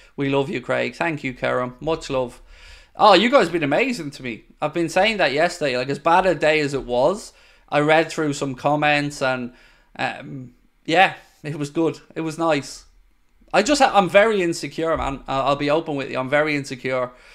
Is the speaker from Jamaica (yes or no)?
no; Ireland; I'm Irish